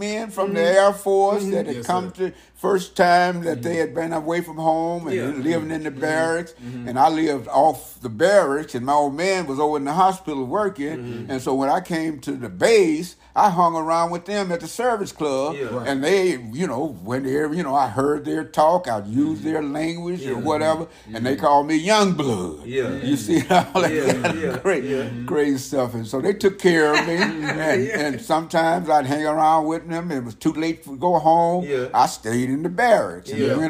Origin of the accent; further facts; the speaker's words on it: Verdun, Grand Est, France; also born or lived in Frankfurt, Germany; I was from Verdun, France, from Frankfurt, Germany.